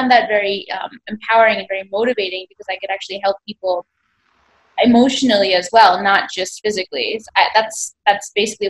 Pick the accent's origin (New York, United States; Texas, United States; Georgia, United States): New York, United States; now in India; Yes, I was born and raised in New York.